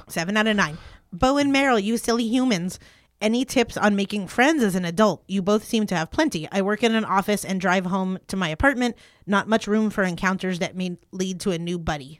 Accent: East Coast, United States; growing up on the East Coast

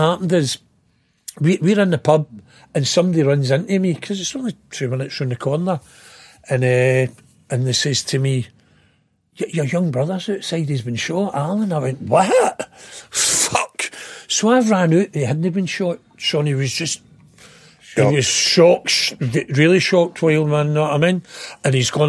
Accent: Glasgow, Scotland, United Kingdom; also born or lived in Blackhill; I was born in Springburn

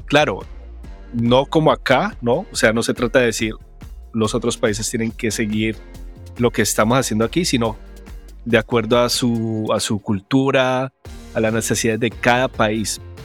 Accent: Colombia; como colombiano

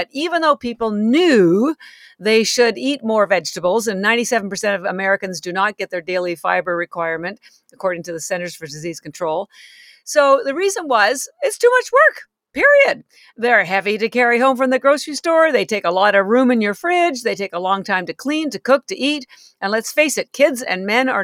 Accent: Canada; moved away as an adult; now in Boston, United States; I'm actually Canadian, although I have lived in Boston for 33 years.

